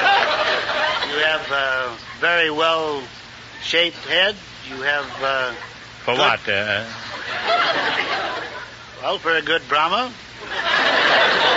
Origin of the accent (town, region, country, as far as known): Texas, United States; now in California, United States